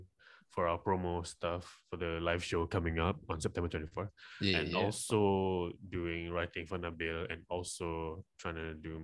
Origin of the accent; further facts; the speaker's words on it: Malaysia; I'm from Malaysia